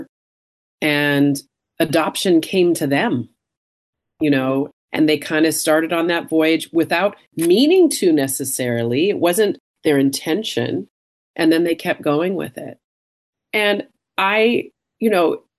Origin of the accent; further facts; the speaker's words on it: Canada; I'm Canadian and that I'm adopted